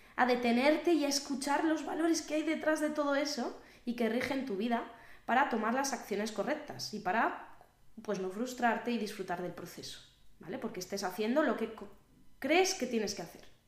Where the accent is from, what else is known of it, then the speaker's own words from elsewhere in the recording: Valladolid, Castile and León, Spain; están siendo las fiestas de mi ciudad, yo soy de Valladolid